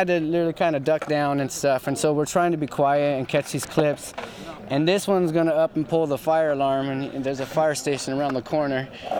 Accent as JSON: {"language": "English", "town": "Hacienda Heights", "region": "California", "country": "United States", "tie": "born or raised there", "said": "I grew up in Hacienda Heights, been there since 86, lived right there by Stimson Park. Grew up actually in the condos over by Wilson."}